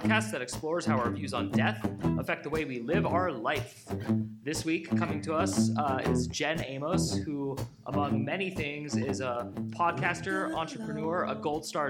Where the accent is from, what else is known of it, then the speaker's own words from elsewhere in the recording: Bay Area, California, United States; I'm also not native to California, but that's where I grew up. So I'm from the Bay Area, so way north